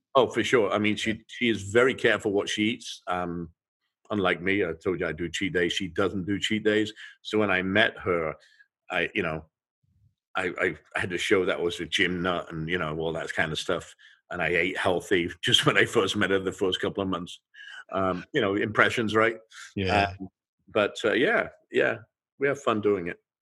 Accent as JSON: {"language": "English", "region": "England", "country": "United Kingdom", "tie": "born or raised there", "moved": "yes", "said": "I grew up in England and we would eat fish and chips"}